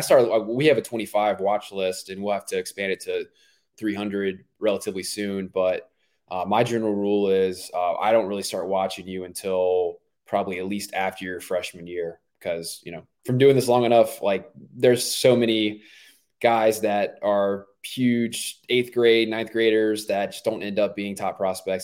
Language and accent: English; Myrtle Beach, South Carolina, United States; I grew up in Myrtle Beach, South Carolina